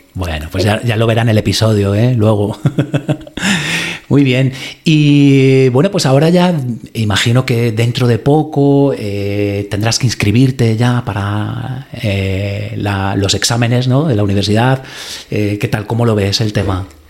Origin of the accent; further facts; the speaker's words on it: Madrid, Community of Madrid, Spain; como madrileño o español que vivo aquí